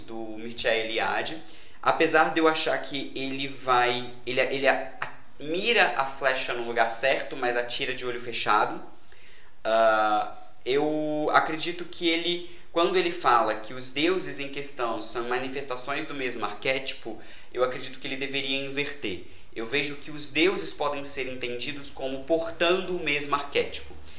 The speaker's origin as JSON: {"language": "Portuguese", "town": "Juiz de Fora", "region": "Minas Gerais", "country": "Brazil", "said": "eu sou de Juiz de Fora, Minas Gerais"}